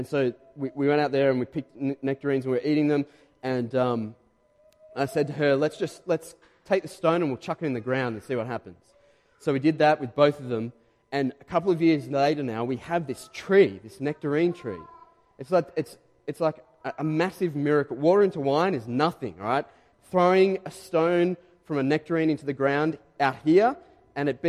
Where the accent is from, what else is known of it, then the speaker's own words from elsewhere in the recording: Diamond Creek, Victoria, Australia; moved away as an adult; now in Caroline Springs, Australia; we grew up, my wife Renee and I, we grew up in Diamond Creek.